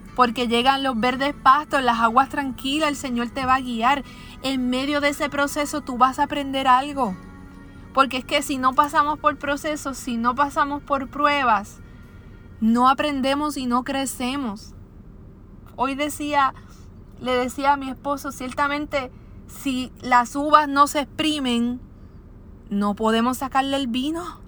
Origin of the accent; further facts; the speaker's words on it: Puerto Rico; aquí en mi país, en Puerto Rico